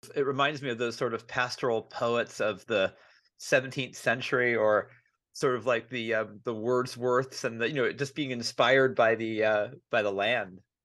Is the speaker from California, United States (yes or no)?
yes; California, United States; I'm from California